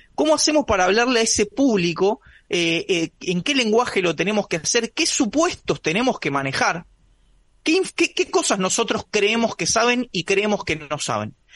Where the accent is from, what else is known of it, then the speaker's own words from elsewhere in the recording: Buenos Aires, Argentina; Yo soy de Buenos Aires